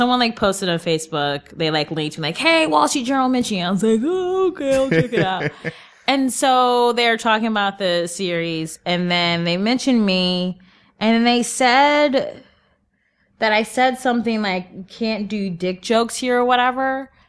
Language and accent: English; Cleveland, Ohio, United States; now in New York, United States; Cleveland, Ohio.